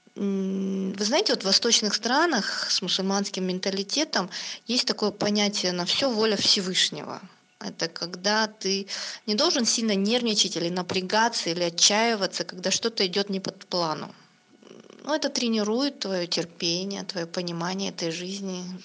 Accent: Kazakhstan; moved away as an adult; now in Islamabad, Pakistan; я из Казахстана, но мы почти два года живем а, в Пакистане с семьей

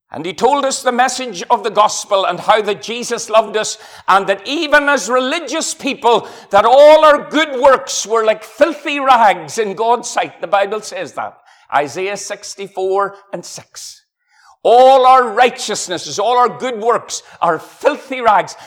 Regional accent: Ireland; I'm from Ireland.

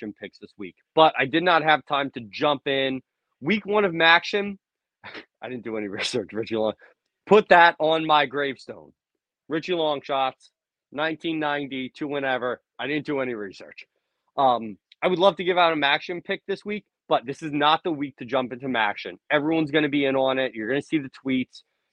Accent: New Jersey, United States; I'm a kid from the north. I'm from Jersey

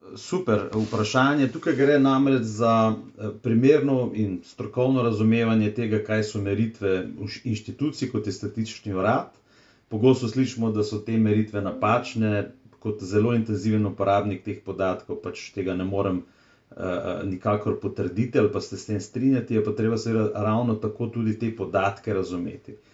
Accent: Slovenia

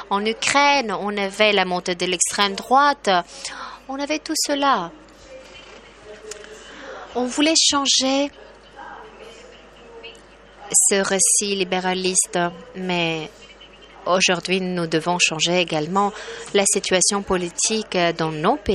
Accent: Poland; French is a second language; Chez nous en Pologne, nous publions à peu près 40 euh, livres par jour

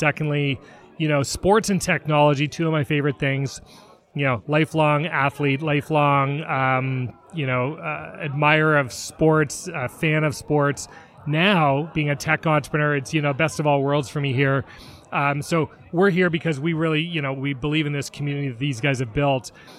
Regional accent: Toronto, Ontario, Canada; now in Seattle, United States; I am born and raised in Toronto, in Canada. So you'll hear the A's and the out and abouts. Been in Seattle about 16 years.

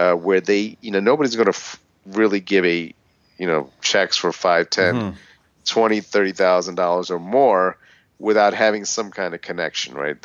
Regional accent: Philadelphia, Pennsylvania, United States; I grew up in Philadelphia

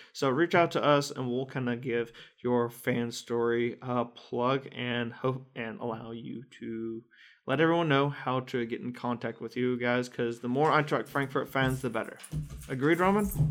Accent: United States; As an American

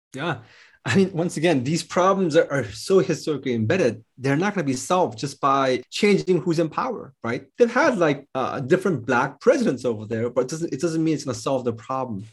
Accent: United States; I'm American

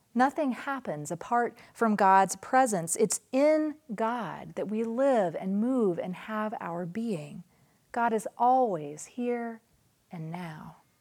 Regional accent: Nashville, Tennessee, United States; moved away as an adult; also born or lived in New Mexico; I moved from my hometown of Nashville to rural New Mexico

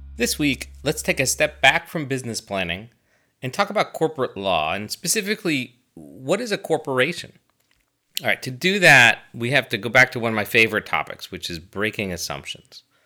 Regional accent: United States; I'm an American

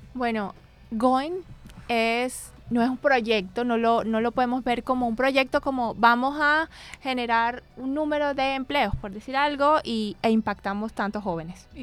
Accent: Barranquilla, Atlántico, Colombia; moved away as an adult; also born or lived in Bogotá; he trabajado en Bogotá durante varios años, viví en Bogotá, pero yo soy de aquí de Barranquilla

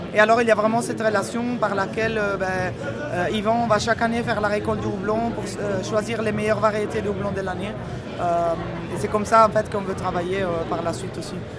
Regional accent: Italy; also born or lived in Belgium; now in Brussels, Belgium; je suis belge d'adoption italienne d'origine

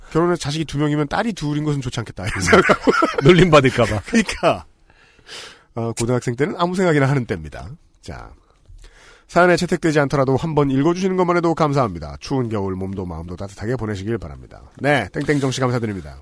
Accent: Seoul, South Korea; 서울에서 나고 자란 저는

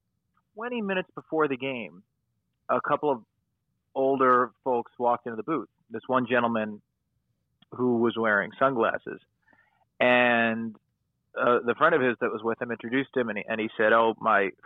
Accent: Long Island, New York, United States; also born or lived in Syracuse, New York / Brooklyn, New York; I grew up on Long Island

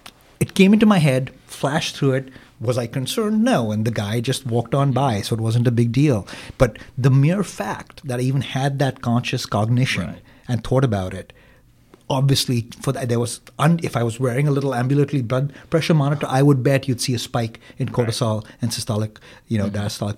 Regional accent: India; now in Green Bay, United States; I am from India

